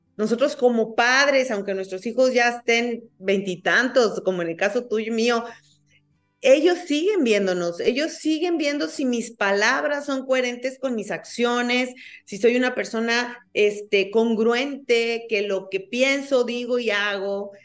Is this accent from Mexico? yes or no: yes; Mexico; los mexicanos somos